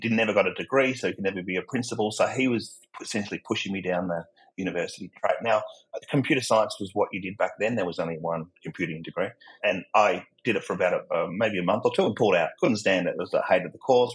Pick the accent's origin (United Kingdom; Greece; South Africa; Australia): Australia; accent: Australian; my accent, I'm not American, I'm Australian